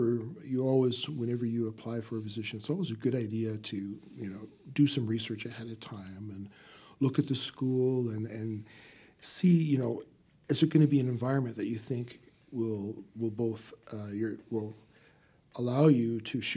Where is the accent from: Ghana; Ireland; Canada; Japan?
Canada; moved away as an adult; now in United States; Well, I'm from Canada originally